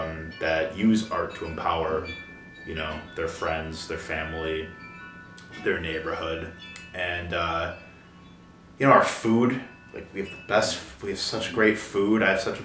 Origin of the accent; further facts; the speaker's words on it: Chicago, Illinois, United States; now in Milwaukee, United States; I'm from Chicago.